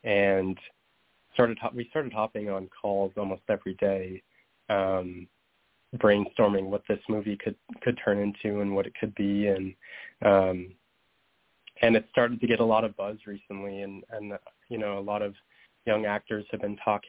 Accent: Minnesota, United States; my experiences coming out in Montana to a group of friends there, and also my time growing up in Minnesota

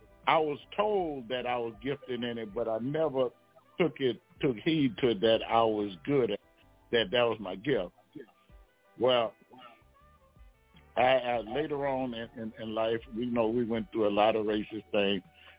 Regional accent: Brooklyn, New York, United States; now in Baton Rouge, United States; I came home with my brother, and I came from New York, Brooklyn, matter of fact. We came to Baton Rouge

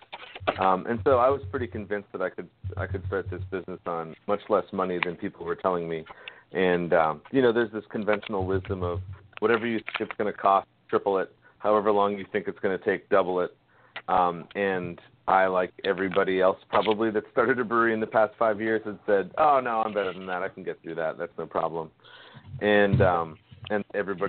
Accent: Maine, United States; now in North Carolina, United States; my hometown newspaper up in Maine

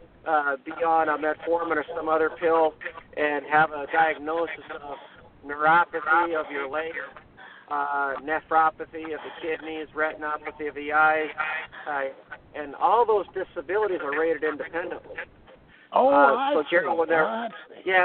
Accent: Minnesota, United States; accent: Minnesota, Fargo, North Dakota; moved away; also born or lived in Montana; my weird Minnesota, Fargo, North Dakota accent

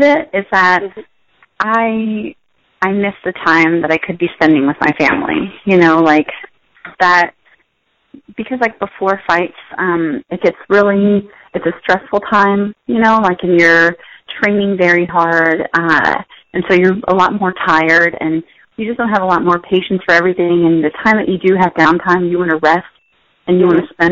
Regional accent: United States; also born or lived in Pennsylvania / Maryland; I grew up in Pennsylvania and Maryland

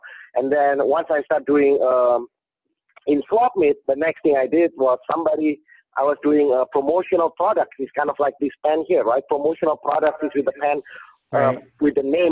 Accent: Indonesia; English is a second language; moved away as an adult; now in California, United States; I didn't born here. I was born in Indonesia. They sent me to school here. I was an international student

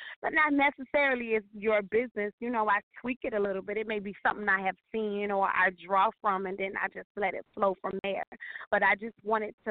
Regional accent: Miami, Florida, United States; I am from Miami, Florida

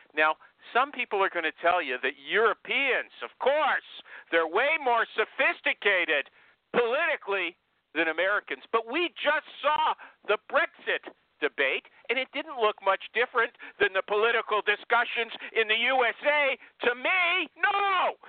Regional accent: Canada; I'm a Canadian

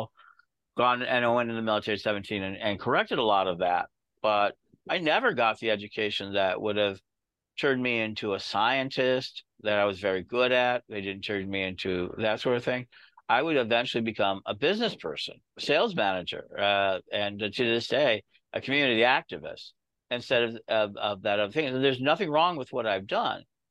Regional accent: Chicago, Illinois, United States; I came from the Chicago Inner School System

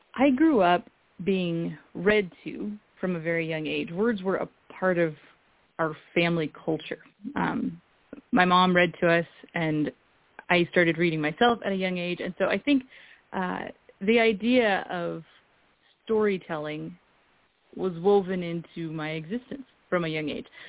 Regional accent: Eastern Washington, United States; I grew up in Eastern Washington

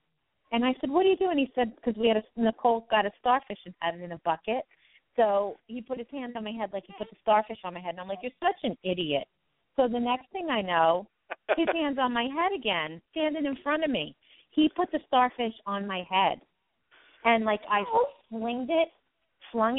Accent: Long Island, New York, United States; now in Pennsylvania, United States; I was originally from Long Island, New York

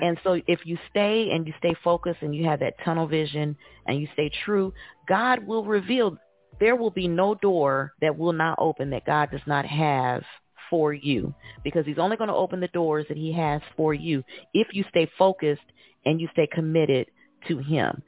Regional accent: Indiana, United States; now in Atlanta, United States; I'm originally from Indiana, but I reside now in Atlanta

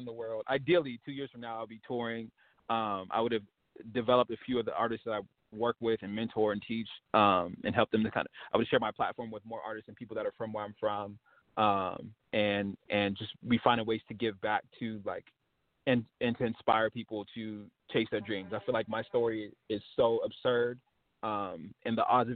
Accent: West Coast, United States; I was from the West Coast

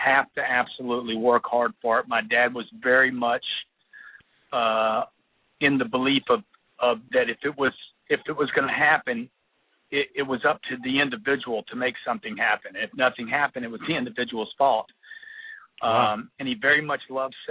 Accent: Lake Charles, Louisiana, United States; now in Los Angeles, United States; I grew up in Lake Charles, Louisiana.

